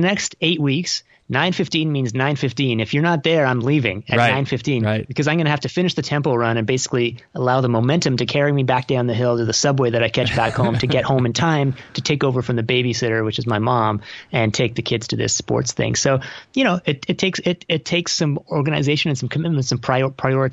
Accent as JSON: {"language": "English", "town": "Toronto", "region": "Ontario", "country": "Canada", "moved": "yes", "said": "I'm from Toronto and I moved back here about 5 years ago"}